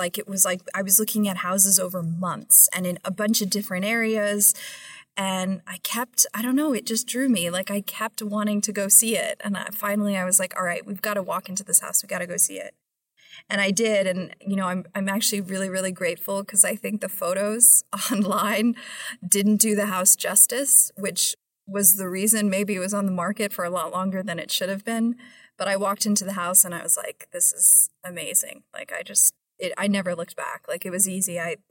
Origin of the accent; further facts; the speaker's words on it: New York, United States; now in Philadelphia, United States; And as a New Yorker, I would never think that I would ever own a piece of property in the state of New Jersey.